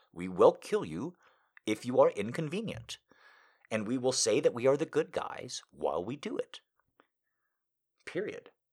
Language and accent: English; United States; me just being an American